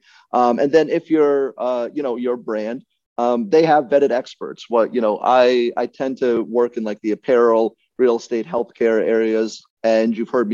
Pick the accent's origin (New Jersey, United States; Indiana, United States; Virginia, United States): Virginia, United States; growing up in Virginia